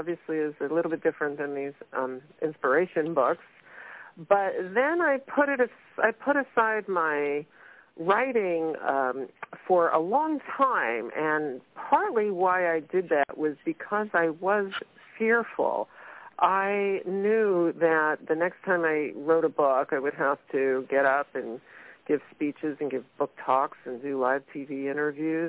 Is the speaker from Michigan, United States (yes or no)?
no; New York City, New York, United States; moved away as an adult; now in San Francisco Bay Area, United States; I grew up in Brooklyn, New York, but I moved out to the San Francisco Bay Area when I was 19